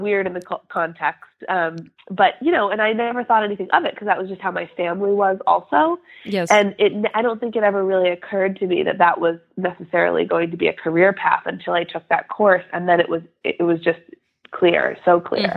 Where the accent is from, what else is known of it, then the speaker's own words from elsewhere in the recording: Western Massachusetts, United States; also born or lived in Bay Area, California; I grew up here in Western Massachusetts, where I still live